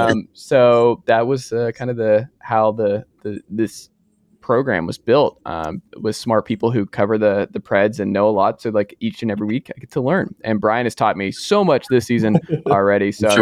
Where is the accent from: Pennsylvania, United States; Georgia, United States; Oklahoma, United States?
Georgia, United States; Atlanta; I grew up in Atlanta